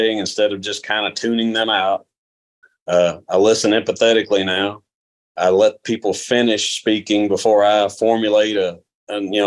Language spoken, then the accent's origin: English; Louisville, Kentucky, United States; I grew up in Louisville, Kentucky here.